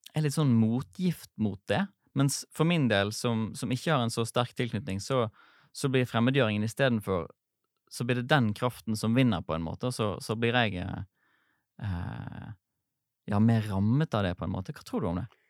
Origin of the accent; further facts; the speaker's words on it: Sotra, Vestland, Norway; Jeg har vokst opp på Sotra utenfor Bergen